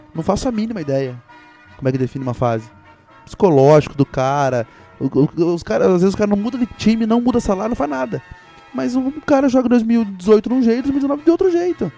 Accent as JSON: {"language": "Portuguese", "country": "Brazil", "said": "eu sou brasileiro"}